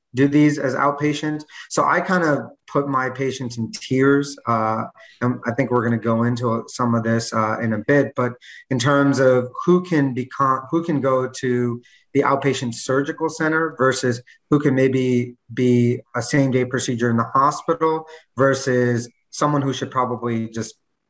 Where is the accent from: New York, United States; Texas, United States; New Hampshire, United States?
New York, United States; moved away as an adult; now in Miami, United States; I'm actually from New York. Moved down here about 2 years ago